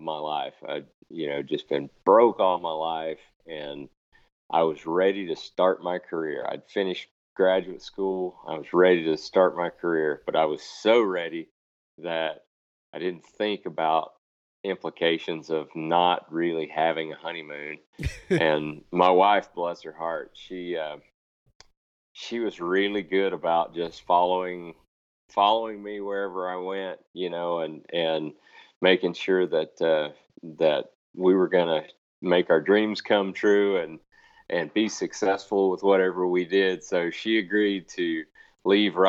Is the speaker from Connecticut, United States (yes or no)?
no; Florida, United States; moved away as an adult; also born or lived in Alabama; now in Idaho, United States; I grew up in Florida